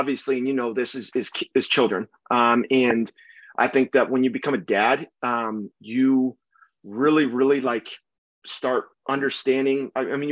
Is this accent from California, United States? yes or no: yes; San Diego, California, United States; moved away as an adult; I'm originally from San Diego. I grew up down there